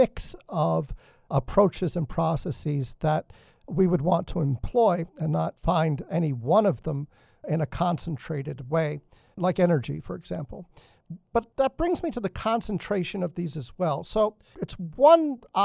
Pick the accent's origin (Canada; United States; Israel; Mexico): United States; New England; growing up in New England